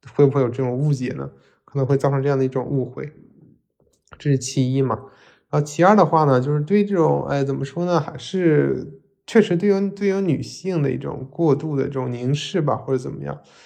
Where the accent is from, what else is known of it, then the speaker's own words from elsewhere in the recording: Northeast China, China; 作为一个东北人，我特别喜欢《漫长的季节》